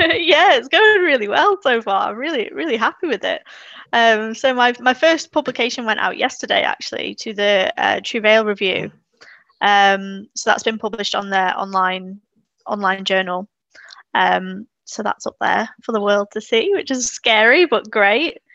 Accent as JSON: {"language": "English", "country": "Isle of Man", "moved": "as an adult", "lives_now": "Hazel Grove, United Kingdom", "said": "I'm originally from the Isle of Man"}